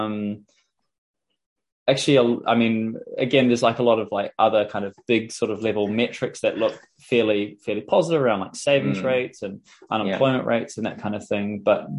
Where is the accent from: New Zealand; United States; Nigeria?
New Zealand; I'm from New Zealand